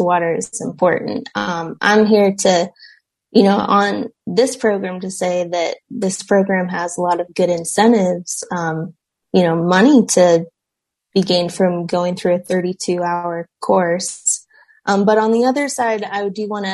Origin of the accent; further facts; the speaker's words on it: Castle Rock, Colorado, United States; also born or lived in Denver, Colorado; I grew up in Denver, Colorado. Around Denver. Grew up in Castle Rock